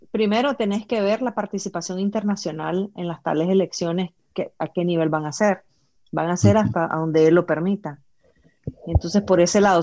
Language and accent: Spanish; Nicaragua; somos resilientes los nicaragüenses